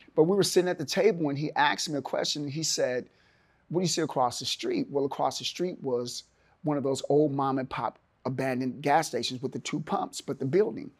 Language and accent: English; Oakland, California, United States; moved away as an adult; also born or lived in Milwaukee, Wisconsin / Seattle, Washington; now in Chattanooga, United States; It's my hometown. And, um, I grew up there